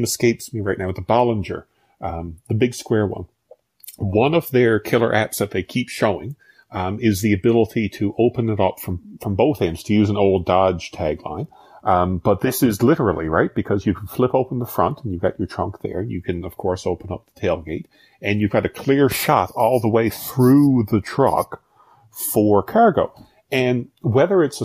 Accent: rural Newfoundland, Newfoundland and Labrador, Canada; I'm from rural Newfoundland. So if growing up in Tollengate

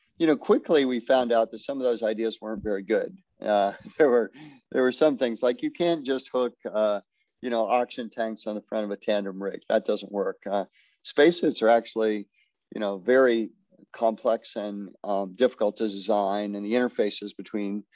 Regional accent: Florida, United States; I grew up in Florida

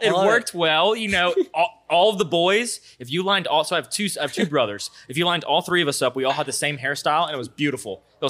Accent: Baton Rouge, Louisiana, United States; also born or lived in Sunshine, Louisiana; born and raised right here in Baton Rouge, Louisiana.

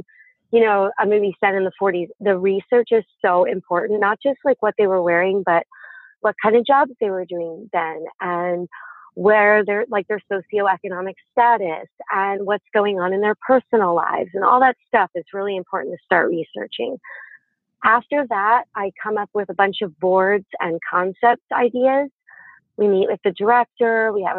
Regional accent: East Coast, United States; I'm from the East Coast, so it was a lot more theater.

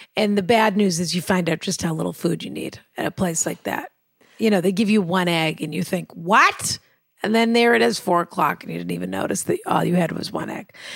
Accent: Massachusetts, United States; I'm from Massachusetts

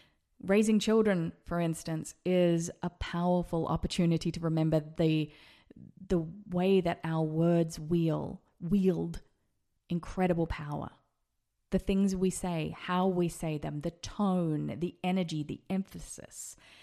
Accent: Las Vegas, Nevada, United States; should perhaps think about moving to America. And then it happened. We decided to move to Vegas, my hometown.

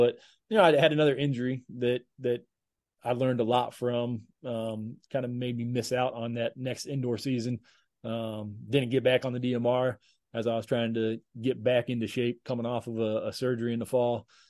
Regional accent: Johnson City, Tennessee, United States; born there; it was at East Tennessee State University in Johnson City, Tennessee, which is where I was born in Tennessee and where my mom grew up.

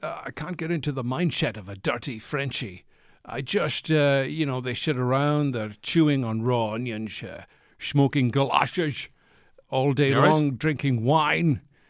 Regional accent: Edinburgh, Scotland, United Kingdom; I'm from Edinburgh.

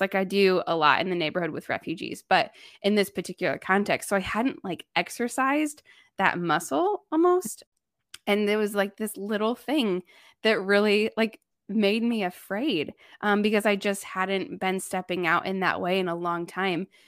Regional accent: Indiana, United States; moved away as an adult; also born or lived in Thailand; now in Chicago, United States; I grew up in Amish country

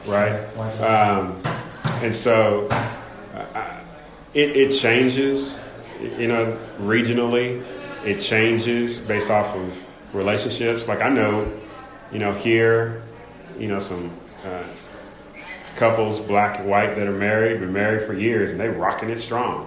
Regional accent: California, United States; moved away as an adult; also born or lived in Kentucky, Louisville area; So I grew up in Kentucky, then moved to California, grew up there

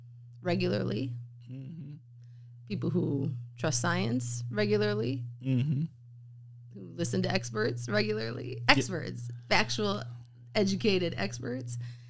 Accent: Wisconsin, United States; I know I'm from Wisconsin.

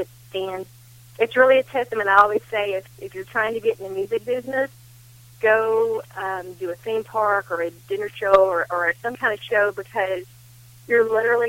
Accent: Knoxville, Tennessee, United States; now in Nashville, United States; I was born and raised in a little town in North Knoxville called Towle.

